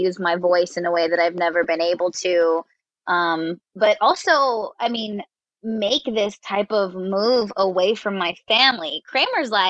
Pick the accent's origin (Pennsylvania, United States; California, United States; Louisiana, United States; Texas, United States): California, United States; Stockton; moved away as an adult; now in San Diego, United States; I'm from Stockton, California